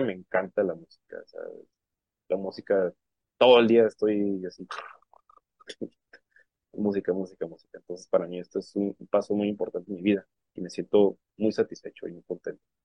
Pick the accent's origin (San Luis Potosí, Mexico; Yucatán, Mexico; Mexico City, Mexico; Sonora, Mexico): Sonora, Mexico; Puerto Peñasco; now in Tijuana, Mexico; Yo nací en Sonora, pero desde el 93 estoy acá en Tijuana, ¿no? Entonces soy como una, soy sonorense, tijuanense y bueno, de Puerto Peñasco, Sonora, allá soy.